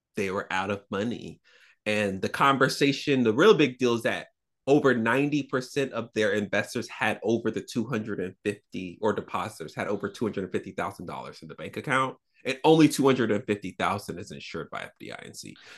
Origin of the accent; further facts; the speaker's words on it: the South, United States; I'm a Southerner